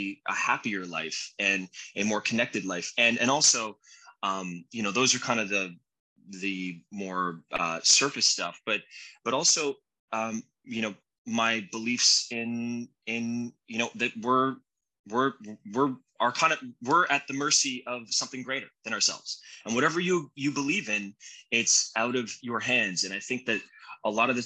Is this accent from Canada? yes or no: yes; Canada; moved away as an adult; now in United States; I'm Canadian. So I'm a legal immigrant living in the States, and I've been here for 21 years